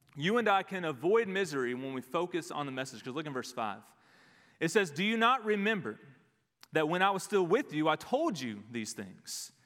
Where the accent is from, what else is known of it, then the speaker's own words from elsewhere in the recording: Dallas, Texas, United States; We grew up in the Dallas area